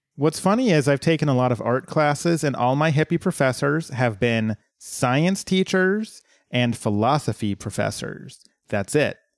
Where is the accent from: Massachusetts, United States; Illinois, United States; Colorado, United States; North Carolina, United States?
Colorado, United States; my hometown had a big reservoir, uh, that you could, like, boat and swim